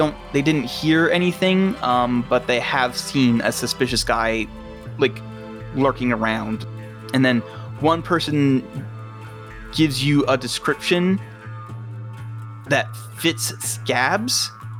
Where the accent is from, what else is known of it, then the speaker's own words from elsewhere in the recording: Houston, Texas, United States; No, I'm not. I'm from Houston.